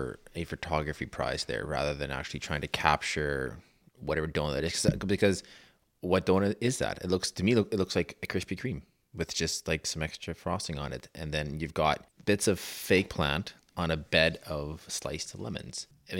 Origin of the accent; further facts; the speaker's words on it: Saskatchewan, Canada; I'm from Saskatchewan.